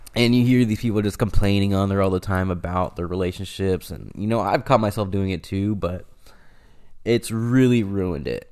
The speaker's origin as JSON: {"language": "English", "town": "Stockton", "region": "California", "country": "United States", "said": "I'm from Stockton, California, and it is everybody knows everybody type of thing"}